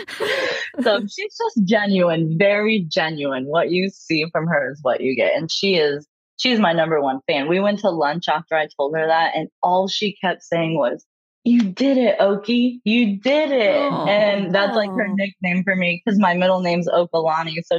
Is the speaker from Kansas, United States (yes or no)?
yes; Kansas, United States; I am from Kansas and I am from a conservative family